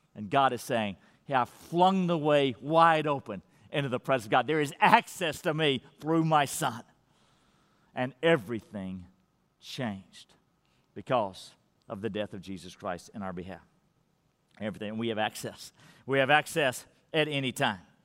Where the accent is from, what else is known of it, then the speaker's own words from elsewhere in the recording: Madisonville, United States; moved away; I'm in Madisonville, my hometown